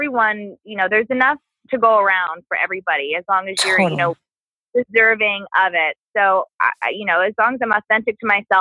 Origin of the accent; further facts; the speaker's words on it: Las Vegas, Nevada, United States; moved away; I grew up in Vegas, and I grew up in not a really good area